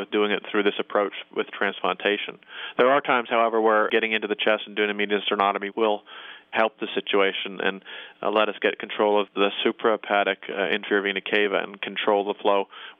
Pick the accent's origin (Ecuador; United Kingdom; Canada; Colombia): Canada; I will rarely use a combination of what I call a hockey stick incision, being a Canadian